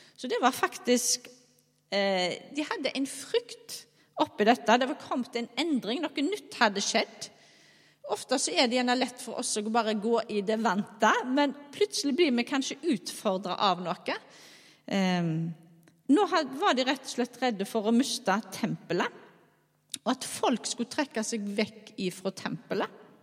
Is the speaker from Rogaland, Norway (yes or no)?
yes; Skjold, Rogaland, Norway; now in Bømlo, Norway; jeg er altså ifra Skjold. Eh, bor på Bømlo.